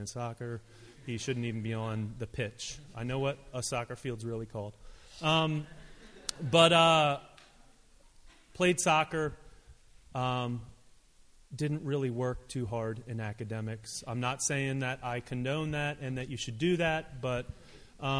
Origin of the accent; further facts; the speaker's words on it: Hershey, Pennsylvania, United States; also born or lived in Olathe, Kansas / Maryland; Moved to Hershey, Pennsylvania when I was 5